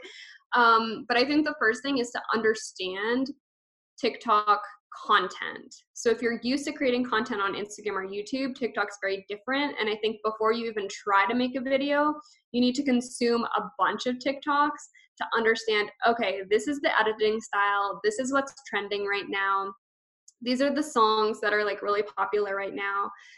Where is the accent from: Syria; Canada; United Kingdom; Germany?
Canada; I'm Canadian